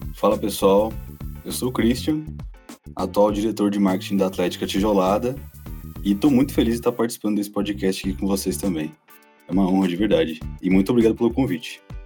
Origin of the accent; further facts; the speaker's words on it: Rio Grande do Sul, Brazil; moved away as an adult; now in Brasília, Brazil; eu sou gaúcho, tenho 23 anos eu moro em Brasília tem dois anos só